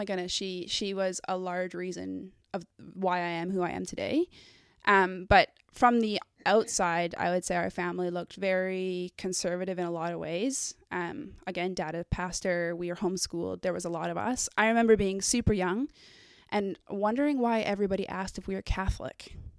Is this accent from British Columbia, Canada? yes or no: yes; Abbotsford, British Columbia, Canada; also born or lived in United Kingdom / Guatemala; Born and raised in Abbotsford.